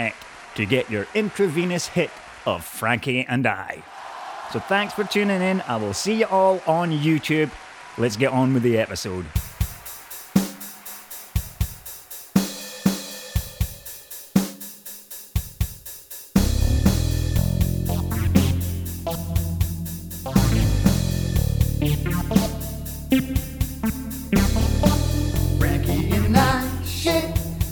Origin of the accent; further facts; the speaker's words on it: Scotland, United Kingdom; I'm Scottish